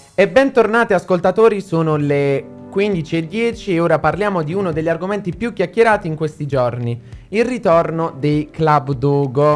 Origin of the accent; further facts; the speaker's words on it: Southern Italy, Italy; io sono del sud